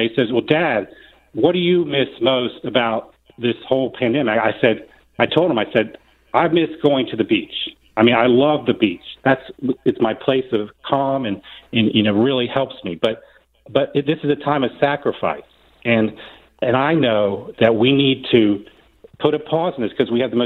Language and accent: English; Florida, United States; I'm a second generation Floridian. I've got young kids here. I've got my parents here.